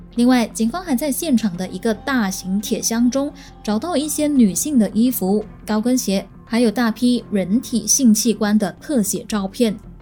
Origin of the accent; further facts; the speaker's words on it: Malaysia; 我身为马来西亚人